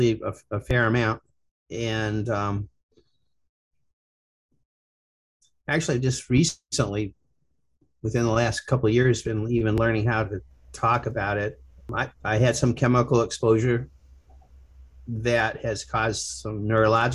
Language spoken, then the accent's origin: English; Ohio, United States; I'm from Ohio